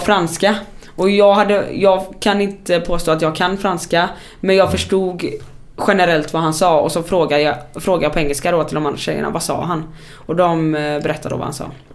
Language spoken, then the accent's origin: Swedish; Sweden; som svensk